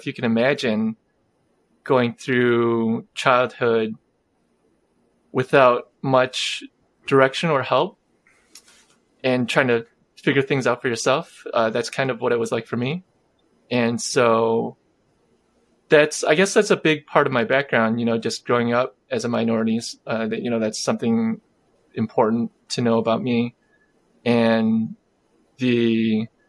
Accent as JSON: {"language": "English", "town": "Chicago", "region": "Illinois", "country": "United States", "tie": "born or raised there", "said": "I am a first generation Korean American. I was born in Chicagoland."}